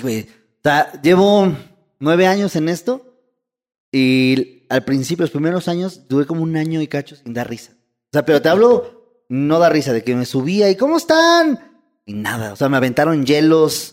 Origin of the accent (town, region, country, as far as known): Mexico